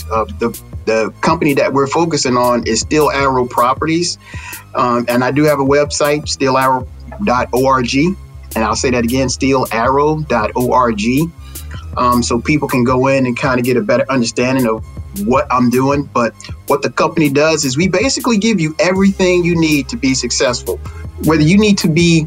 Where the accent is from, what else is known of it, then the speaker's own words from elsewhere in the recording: Texas, United States; growing up in Texas, small town